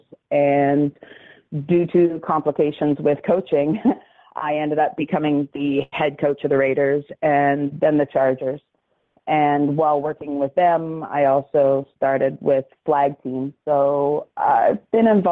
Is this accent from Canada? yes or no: yes; Dartmouth, Nova Scotia, Canada; now in Halifax, Canada; I grew up here in Nova Scotia, born and raised in Dartmouth, and I live in Halifax